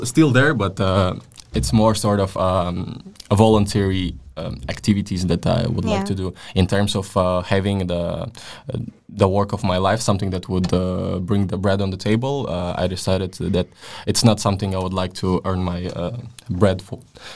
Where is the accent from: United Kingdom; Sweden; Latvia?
Latvia; moved away as an adult; now in Denmark; I was born in Latvia and raised in a Russian-speaking family